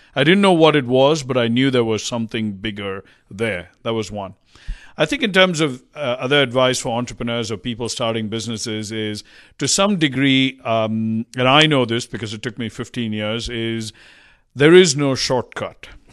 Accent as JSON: {"language": "English", "country": "India", "tie": "born or raised there", "also_born_or_lived": "Hong Kong / Cincinnati / West Coast, United States / East Coast, United States", "moved": "as an adult", "lives_now": "United States", "said": "I grew up in India. I got up and moved to the U S"}